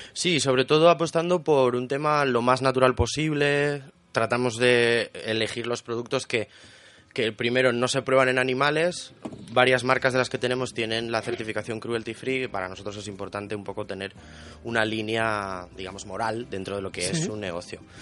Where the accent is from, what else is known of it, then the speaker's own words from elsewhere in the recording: León, Castile and León, Spain; yo soy de León